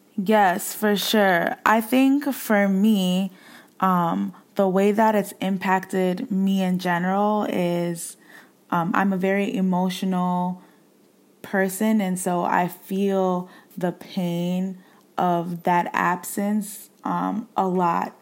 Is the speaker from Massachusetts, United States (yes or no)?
yes; Boston, Massachusetts, United States; where I grew up in Boston, I grew up in the hood